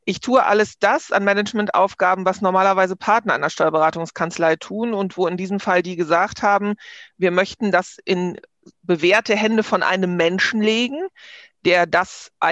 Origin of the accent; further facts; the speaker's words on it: Hamburg, Germany; born there; now in Bergisches Land, Germany; Ich bin in Hamburg geboren, wohne seit 30 Jahren im Bergischen Land und bin aber noch so eine echte norddeutsche Dern.